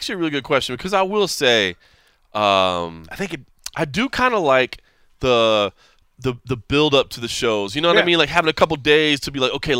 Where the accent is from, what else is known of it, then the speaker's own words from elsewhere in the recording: Dallas, Texas, United States; I'm born and raised in Dallas.